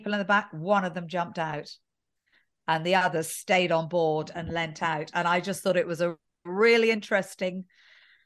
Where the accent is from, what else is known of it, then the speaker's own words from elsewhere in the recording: England, United Kingdom; being English in this airport right now